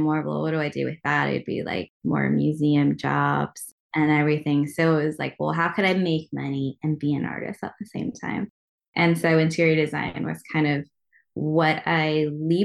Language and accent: English; Loomis, California, United States; also born or lived in San Francisco; I grew up in Loomis, California